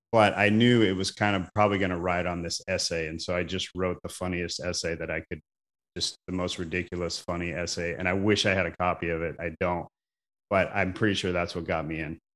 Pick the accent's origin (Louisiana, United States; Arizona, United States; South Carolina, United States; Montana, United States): Arizona, United States; Mesa; moved away; also born or lived in Portland; I grew up in Arizona, Mesa, Arizona, about fifteen minutes from Arizona State University